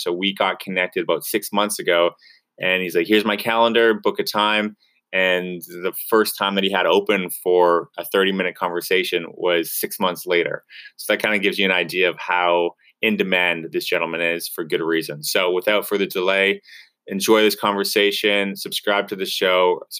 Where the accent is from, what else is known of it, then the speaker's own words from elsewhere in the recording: Canada; We're both from Canada.